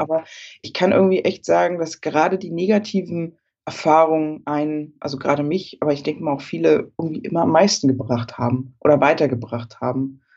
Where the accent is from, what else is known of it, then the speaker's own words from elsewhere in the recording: Berlin, Germany; Ich äh, komme ja aus Berlin und ähm, wohne da auch und äh, das ist meine Heimat.